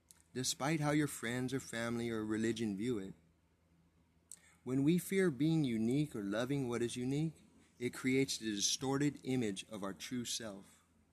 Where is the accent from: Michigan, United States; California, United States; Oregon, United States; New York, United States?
California, United States; San Bernardino; I was born and raised in San Bernardino, California, where the Santa Fe Railroad splits the city in two. I moved around a lot, but the west side always had my heart.